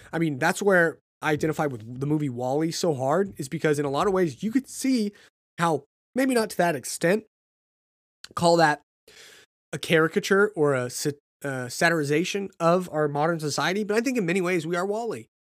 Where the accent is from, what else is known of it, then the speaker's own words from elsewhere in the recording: United States; being American